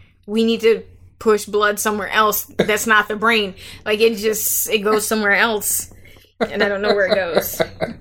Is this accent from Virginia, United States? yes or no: no; Las Vegas, Nevada, United States; But I grew up in Las Vegas